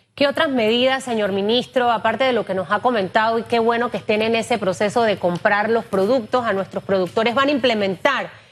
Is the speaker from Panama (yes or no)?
yes; Panama; como panameños